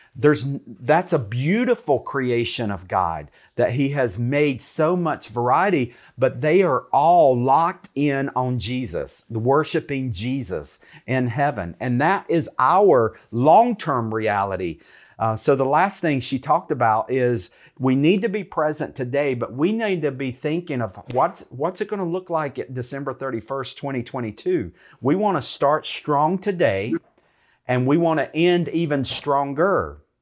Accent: United States; I'm from America.

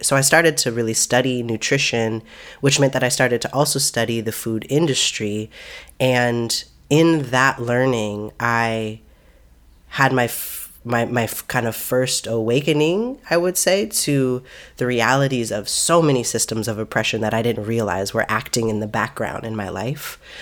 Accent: Seattle, Washington, United States; moved away as an adult; also born or lived in Oakland; now in Seattle, United States; I grew up in Seattle. My family's, my family is from Seattle many generations back

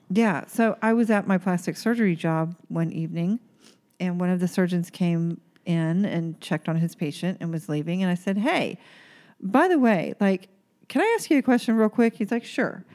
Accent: Oklahoma, United States; moved away; where I grew up in Oklahoma

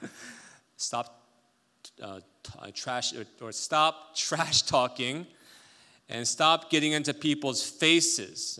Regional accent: South Korea; moved away; I grew up in Korea

